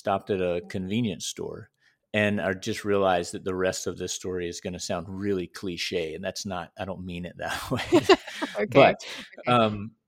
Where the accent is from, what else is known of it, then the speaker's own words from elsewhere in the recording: United States; I'm from the United States